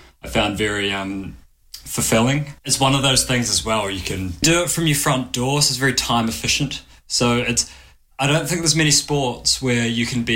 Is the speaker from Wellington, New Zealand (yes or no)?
no; Dunedin, Otago, New Zealand; moved away as an adult; also born or lived in London / Thailand (heritage); now in Nottingham, United Kingdom; I'm from Dunedin, New Zealand